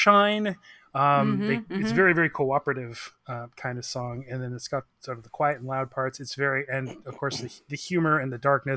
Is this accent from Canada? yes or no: yes; Victoria, British Columbia, Canada; moved away as an adult; now in Vancouver, Canada; I'm from Victoria